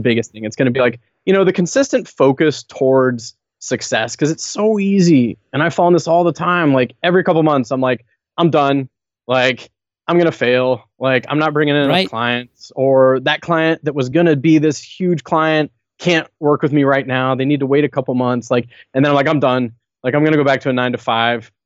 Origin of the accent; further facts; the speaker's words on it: southern United States, United States; moved away as an adult; also born or lived in Venezuela; now in Belleville, Canada; I grew up in the States, grew up in the southern United States